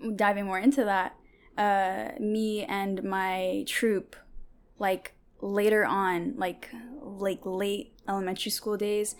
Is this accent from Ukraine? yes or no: no; Bothell, Washington, United States; first language Tigrinya; English is a second language; also born or lived in Eritrea / Seattle; I moved to Seattle when I was three, but I grew up in Bothell